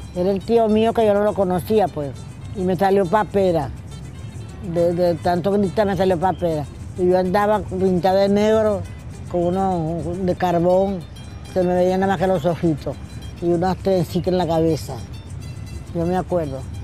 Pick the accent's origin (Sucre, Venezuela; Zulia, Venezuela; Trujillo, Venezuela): Sucre, Venezuela; Cumaná; Nací en Plaza Bolívar, Puerto Sucre